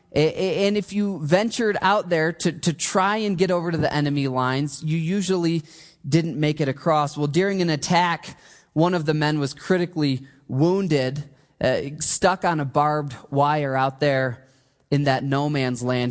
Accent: Michigan, United States; I grew up in Michigan

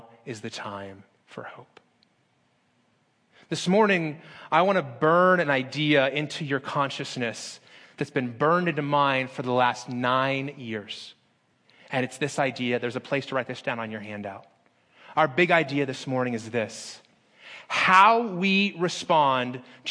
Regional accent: Las Vegas, Nevada, United States; moved away as an adult; also born or lived in Phoenix, Arizona; In my hometown of Las Vegas

